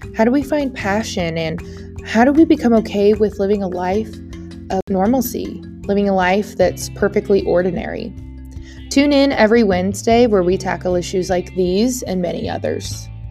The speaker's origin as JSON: {"language": "English", "town": "Tulsa", "region": "Oklahoma", "country": "United States", "moved": "as an adult", "lives_now": "Western Oklahoma, United States", "said": "I'm originally from Tulsa, Oklahoma"}